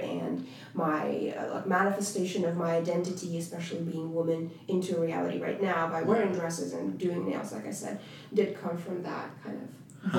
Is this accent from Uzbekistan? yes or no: yes; Uzbekistan; also born or lived in Russia; now in United States; being in Central Asia, growing up in Central Asia